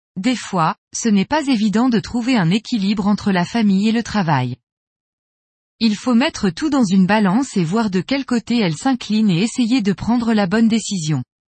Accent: Spain; moved away as an adult; now in Colombia; Je suis espagnol de naissance

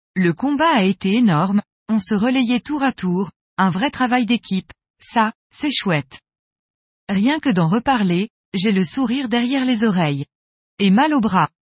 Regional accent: Lyon, Auvergne-Rhône-Alpes, France; now in Chambéry, France; J'ai grandi à Lyon

